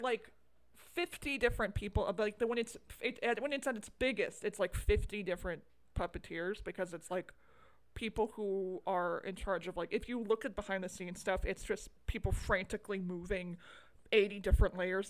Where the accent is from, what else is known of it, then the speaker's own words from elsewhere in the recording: United States; I'm American